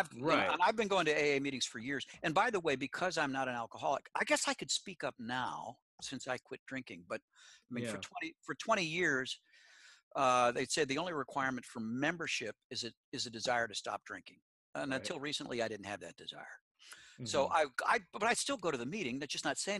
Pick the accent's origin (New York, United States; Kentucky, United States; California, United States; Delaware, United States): New York, United States; also born or lived in South Florida; now in Nashville, United States; I grew up listening to the Yankees because I grew up in New York State.